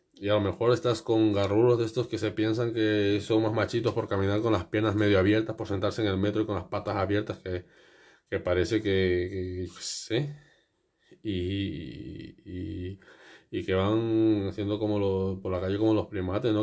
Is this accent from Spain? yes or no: yes; Spain; porque yo también soy español